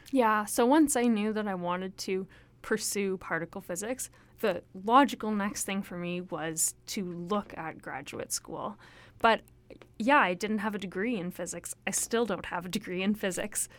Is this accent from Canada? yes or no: yes; Toronto, Ontario, Canada; moved away as an adult; also born or lived in Hamilton / Alberta; now in Vancouver, Canada; I grew up in Toronto